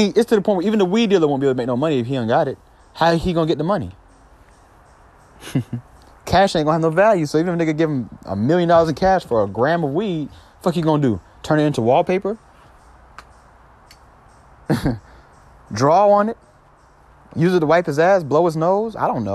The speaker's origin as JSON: {"language": "English", "region": "New York", "country": "United States", "tie": "born or raised there", "moved": "yes", "lives_now": "Georgia, United States", "said": "I was born in New York and I live in Georgia"}